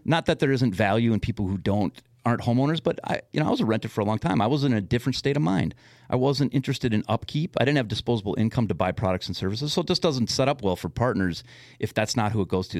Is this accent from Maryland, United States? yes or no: no; West Metro, Minnesota, United States; also born or lived in Madison, Wisconsin / Los Angeles, California; now in Blaine, United States; I grew up in the West Metro